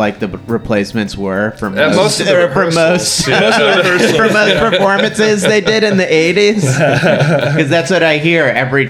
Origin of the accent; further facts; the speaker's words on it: Verona, New Jersey, United States; I'm from Verona, New Jersey.